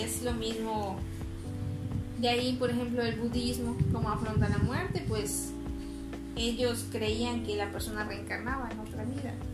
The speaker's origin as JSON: {"language": "Spanish", "country": "Mexico", "said": "somos mexicanos"}